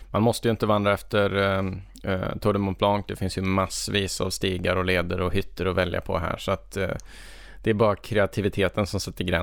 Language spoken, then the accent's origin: Swedish; Sweden